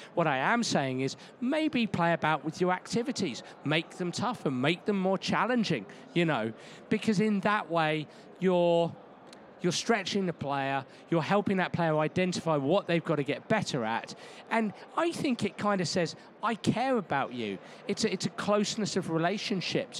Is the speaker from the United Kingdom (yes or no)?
yes; England, United Kingdom; moved away; I'm English and we have different rules over there